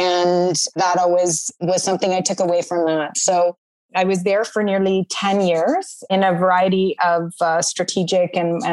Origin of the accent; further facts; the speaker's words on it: Southwestern Ontario, Canada; I grew up in Southwestern Ontario